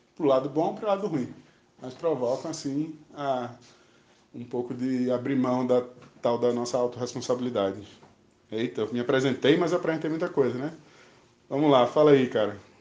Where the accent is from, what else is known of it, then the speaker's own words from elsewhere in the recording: Maceió, Alagoas, Brazil; now in Brasília, Brazil; Sou natural de Maceió